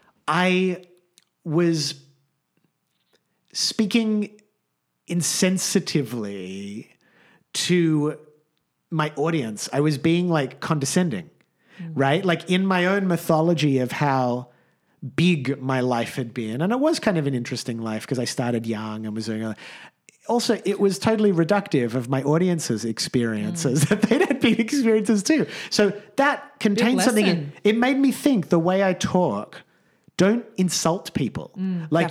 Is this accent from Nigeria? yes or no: no; Australia; as an Australian Jewish middle-class guy